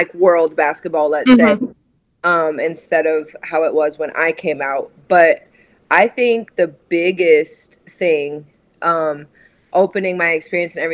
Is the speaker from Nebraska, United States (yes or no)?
yes; Nebraska, United States; moved away as an adult; also born or lived in Raleigh, North Carolina; I was born and raised in Nebraska, in a small farming community outside of Lincoln